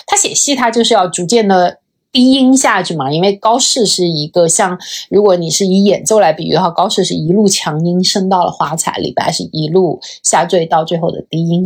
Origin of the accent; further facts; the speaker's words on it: China; 作为一个中国人